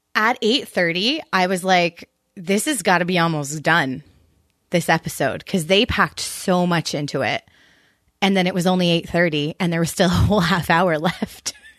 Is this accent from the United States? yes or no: no; Canada; I'm just Canadian.